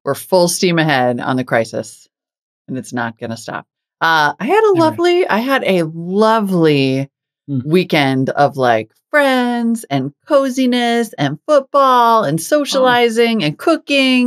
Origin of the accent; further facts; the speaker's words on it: Montana, United States; moved away; also born or lived in North Dakota; I grew up in Montana and North Dakota